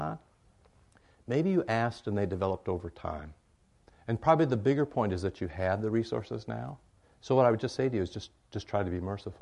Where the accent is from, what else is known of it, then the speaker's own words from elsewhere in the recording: Iowa, United States; I grew up in Iowa, more pigs than people